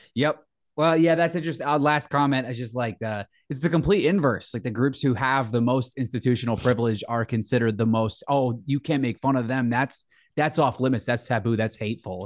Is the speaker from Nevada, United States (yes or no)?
no; New Jersey, United States; I'm from New Jersey